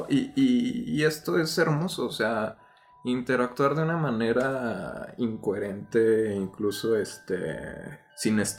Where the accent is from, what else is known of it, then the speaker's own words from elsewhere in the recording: Mexico; el amor incondicional de la raza, güey, de decir unir tantos contextos y decir, esto me representa como mexicano